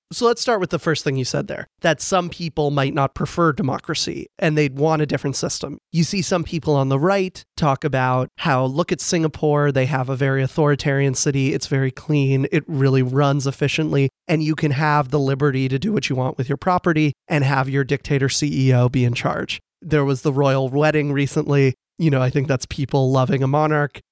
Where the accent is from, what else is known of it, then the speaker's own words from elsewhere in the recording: Falls Church, Virginia, United States; I'm from Falls Church, Virginia